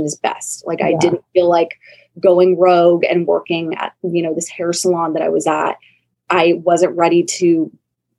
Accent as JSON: {"language": "English", "town": "San Diego", "region": "California", "country": "United States", "tie": "born or raised there", "said": "my hometown of San Diego"}